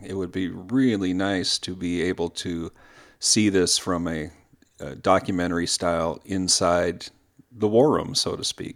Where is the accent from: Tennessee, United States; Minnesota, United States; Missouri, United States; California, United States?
Minnesota, United States; I'm a Minnesotan